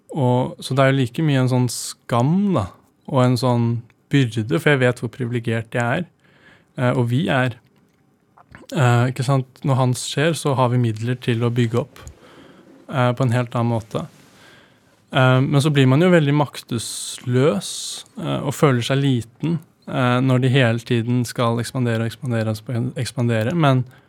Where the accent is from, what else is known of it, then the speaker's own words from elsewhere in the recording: Oslo, Norway; jeg ble jo født og oppvokst på Grønland